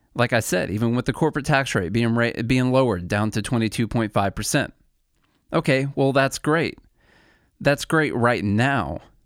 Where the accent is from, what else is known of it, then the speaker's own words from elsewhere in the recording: Illinois, United States; moved away as an adult; now in Nashville, United States; I'm originally from Illinois. I've been in Nashville, Tennessee now for about ten years.